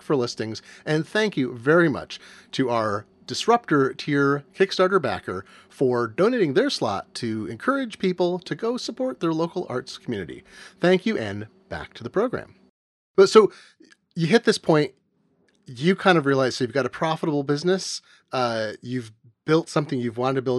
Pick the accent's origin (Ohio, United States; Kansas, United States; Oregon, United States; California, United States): Oregon, United States; Eugene; When I was growing up in Eugene, Oregon, I did a ton of theater in my junior high and high school